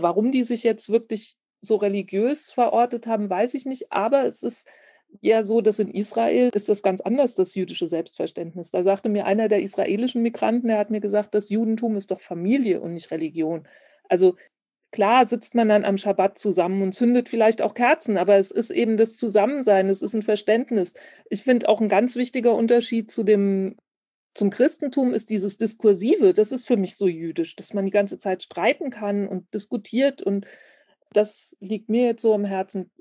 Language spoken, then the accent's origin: German; Germany; Ich bin als deutsches Mädchen in Deutschland geboren